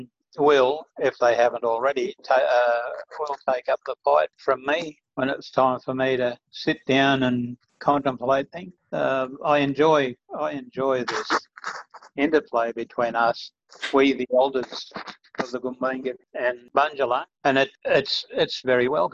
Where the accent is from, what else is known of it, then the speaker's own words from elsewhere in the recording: Nambucca Heads, New South Wales, Australia; moved away as an adult; also born or lived in Mullumbimby / Sydney; now in Darwin, Australia; we moved down to Nambucca, and I did all of my schoolwork down there.